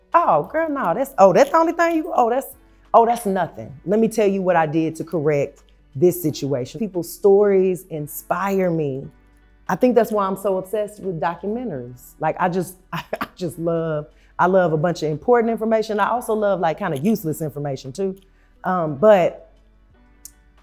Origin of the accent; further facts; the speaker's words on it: Tulsa, Oklahoma, United States; I was born and raised in Tulsa, Oklahoma.